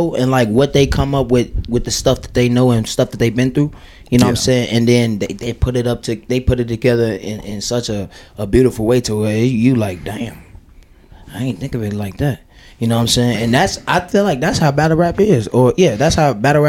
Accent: Chicago, Illinois, United States; moved away; also born or lived in Fort Dodge, Iowa; I'm from Chicago

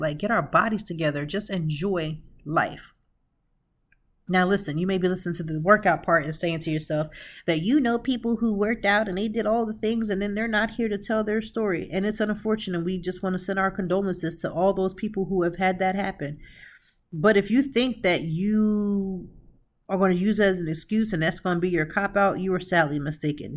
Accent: Lancaster, Pennsylvania, United States; now in Philadelphia, United States; originally, I'm from Lancaster, Pennsylvania

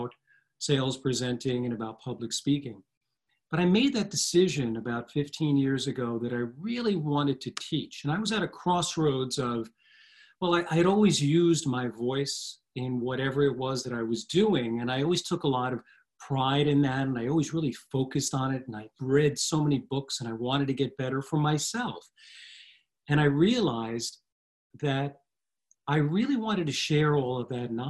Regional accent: New Jersey, United States; I've always lived in the shadow of New York City and one of the suburbs, actually, in New Jersey

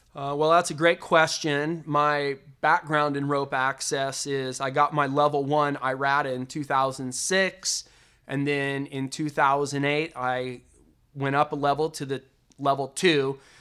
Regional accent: Las Vegas, Nevada, United States; Growing up in the Las Vegas entertainment industry

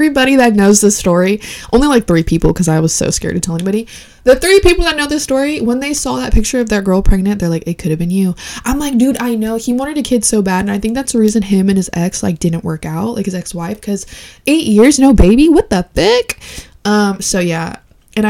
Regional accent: Puerto Rico; I am not Honduran. I am Puerto Rican.

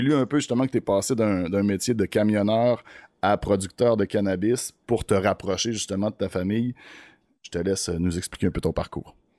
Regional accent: Beauce, Quebec, Canada; moved away; moi, je viens de la Beauce. Mon père a une terre

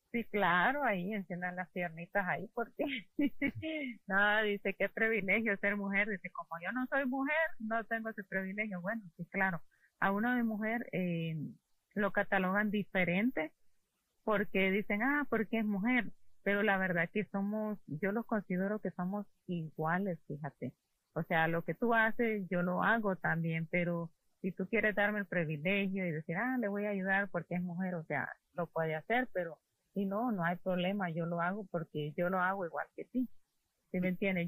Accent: Honduras; moved away; somos escasos los hondureños

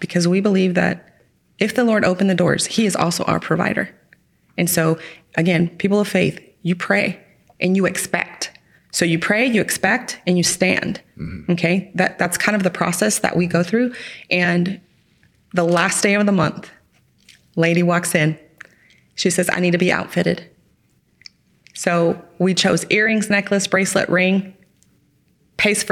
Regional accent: Midland area, Texas, United States; born or raised there

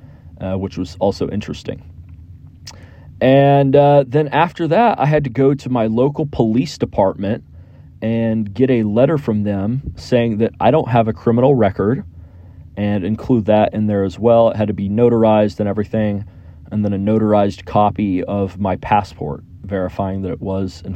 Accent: Houston, Texas, United States; I flew from my hometown of Houston, Texas, here in the United States

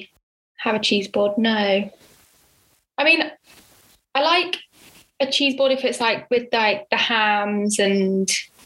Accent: Henley-on-Thames, South East England, United Kingdom; also born or lived in Oxford; In Henley, which is where my hometown is

